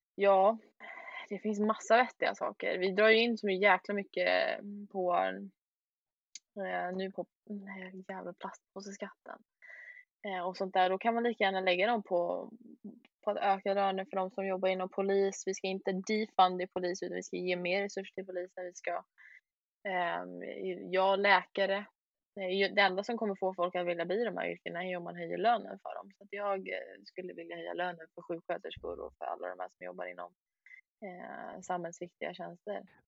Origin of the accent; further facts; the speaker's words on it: Sweden; vi andra här i Sverige